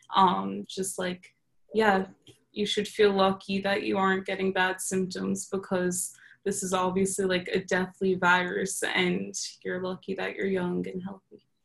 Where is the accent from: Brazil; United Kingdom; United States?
United States; New York; moved away as an adult; now in Texas, United States; I'm from New York